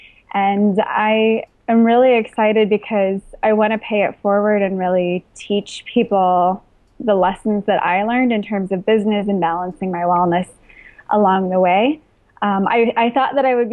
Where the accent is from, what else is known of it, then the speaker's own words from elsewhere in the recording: Midwest, United States; also born or lived in East Coast, United States; now in Los Angeles, United States; I grew up in the Midwest, and I lived on the East Coast for a couple of years